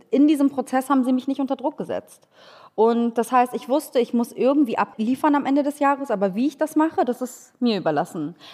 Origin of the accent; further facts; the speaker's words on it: Hamburg, Germany; Also ich bin in Hamburg-Langhorn äh, groß geworden. Ich glaube, Helmut Schmidt ist der bekannteste Langhorner Deutschlands